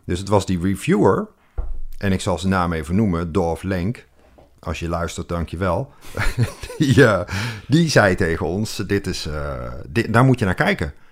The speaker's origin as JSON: {"language": "Dutch", "town": "Moergestel", "region": "North Brabant", "country": "Netherlands", "tie": "born or raised there", "said": "ik kom uit Brabant. Oh. Eh, Midden-Brabant."}